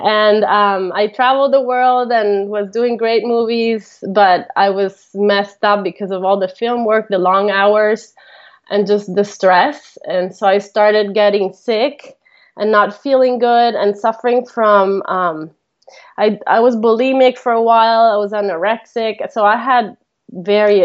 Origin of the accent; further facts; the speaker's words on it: Costa Rica; first language Italian; English is a second language; also born or lived in Italy; I was born in Italy, and then my parents moved to Costa Rica when I was 11, and they were just going to move there for a year, and they ended up staying, and they're still there now. And so I was raised there